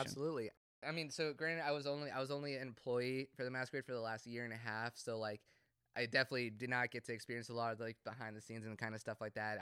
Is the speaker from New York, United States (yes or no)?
no; Cumming, Georgia, United States; I grew up in Cumming